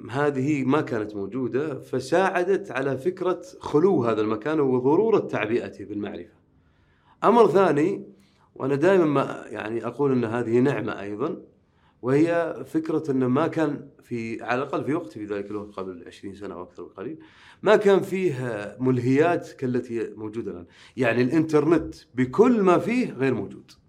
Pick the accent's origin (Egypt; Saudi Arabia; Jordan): Saudi Arabia; Riyadh, Riyadh Province; أما بالنسبة لي فأنا مولود بالرياض ولا أبالغ إذا قلت أنني لا أرى تميزا في حياتي عن غيري يعني أنا ولدت وعشت مثلي مثل أي آه، يعني أي آه، شاب مثلا سعودي